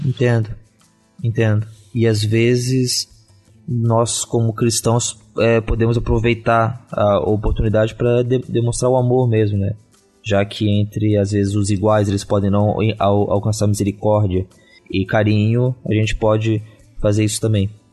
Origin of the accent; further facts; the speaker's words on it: Santa Catarina, Brazil; como catarinense